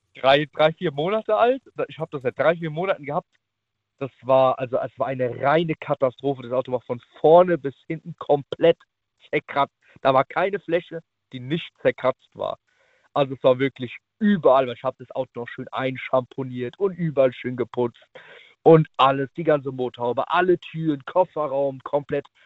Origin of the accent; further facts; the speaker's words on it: Naples, Campania, Italy; now in Riedstadt, Germany; Ich bin gebürtiger Italiener